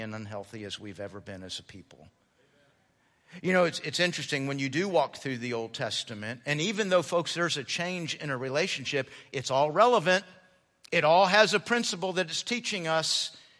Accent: United States; I'm American. And as an American, I'm all about the individual.

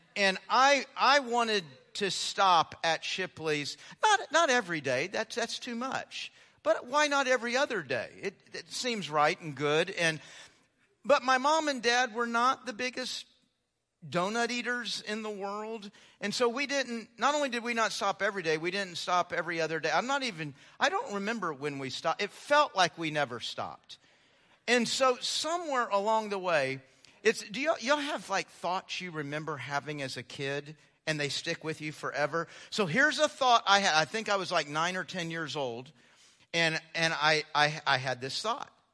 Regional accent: Houston, Texas, United States; moved away; growing up in Houston

